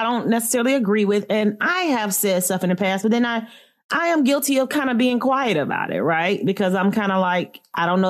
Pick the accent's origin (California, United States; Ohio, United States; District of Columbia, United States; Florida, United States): Florida, United States; now in Philadelphia, United States; I am born and raised from Florida, FLA